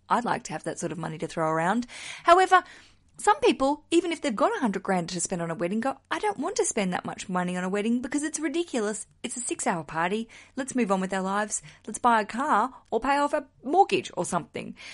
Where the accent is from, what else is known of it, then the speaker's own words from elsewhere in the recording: Australia; now in United Kingdom; I'm broadcasting from the UK, I'm an Australian